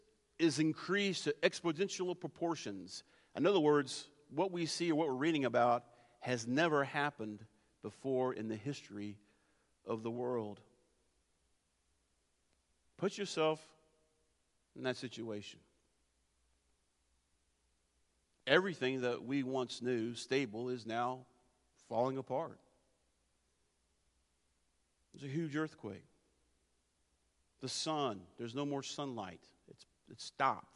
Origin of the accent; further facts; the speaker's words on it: near the Blue Ridge Mountains, Blue Ridge Mountains area, United States; I grew up near the Blue Ridge Mountains